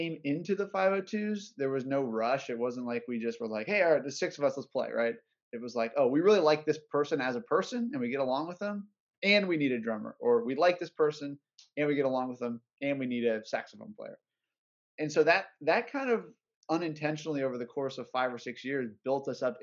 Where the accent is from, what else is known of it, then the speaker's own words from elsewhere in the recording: Orlando, Florida, United States; We're all from Orlando